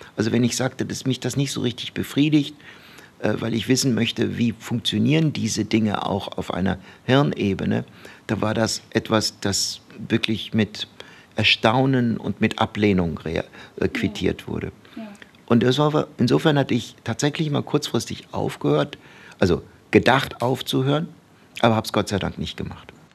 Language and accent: German; Baden-Baden, Baden-Württemberg, Germany; also born or lived in Turkey; now in Bochum, Germany; wir sind äh, von der Türkei nach Deutschland umgezogen. Da war ich, ich glaube, so fünfeinhalb. Mhm. Und so mit sechseinhalb kam ich dann in Deutschland in die Grundschule. Das war in Baden-Baden.